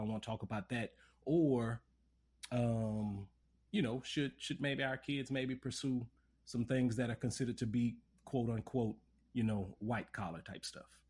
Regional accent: Lafayette, Louisiana, United States; I grew up in Lafayette

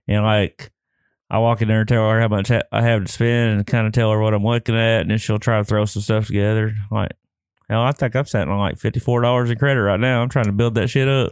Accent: Lone Grove, Oklahoma, United States; I grew up in Lone Grove, so we went to Ardmore

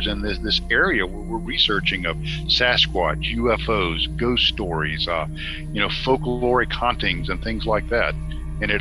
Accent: Norcross, Georgia, United States; I grew up in Gwinnett County, right on the line of DeKalb County, in the Norcross area

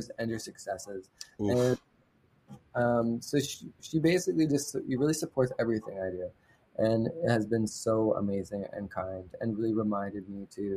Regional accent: London, Ontario, Canada; I was raised in London, Ontario.

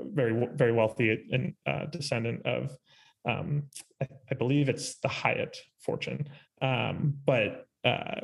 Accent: Chicago, Illinois, United States; I'm from Chicago.

